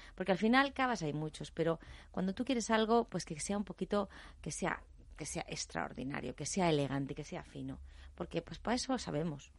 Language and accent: Spanish; Aranda de Duero, Castile and León, Spain; moved away; also born or lived in Catalonia; Yo soy de Aranda de Duero